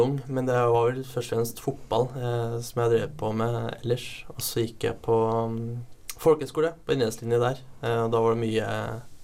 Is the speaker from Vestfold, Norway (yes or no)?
no; Eidsvoll, Akershus, Norway; jeg er da fra Eidsvoll, som er mest kjent for Grunnloven